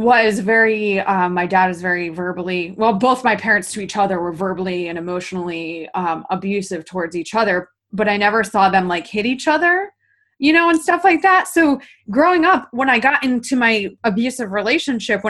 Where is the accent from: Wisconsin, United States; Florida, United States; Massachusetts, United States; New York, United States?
New York, United States; upstate; brought up in podunk upstate New York like me